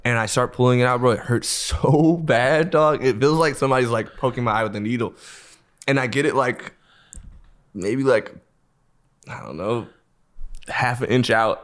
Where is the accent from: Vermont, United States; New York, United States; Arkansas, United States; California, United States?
California, United States; Los Angeles; I grew up in L.A.